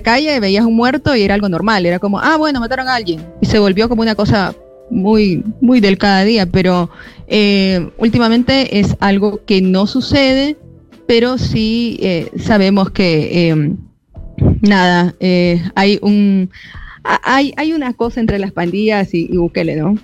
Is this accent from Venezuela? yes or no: no; El Salvador; moved away as an adult; also born or lived in Argentina; yo salí acá del Salvador